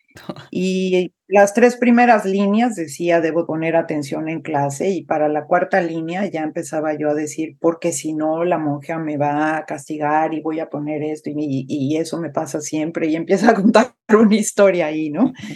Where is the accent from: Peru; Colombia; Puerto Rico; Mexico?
Mexico; first language Spanish; moved away; es mi, tierra natal, es mi idioma materno, es, tengo el corazón en México